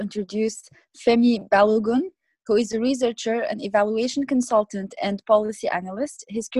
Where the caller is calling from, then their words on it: Vancouver, British Columbia, Canada; and I am the co-host of African Jeopardy, and I'm recording from Vancouver in British Columbia.